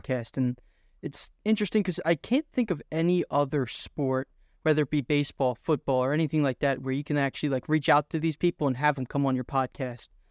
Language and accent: English; Philadelphia, Pennsylvania, United States; I'm from Philadelphia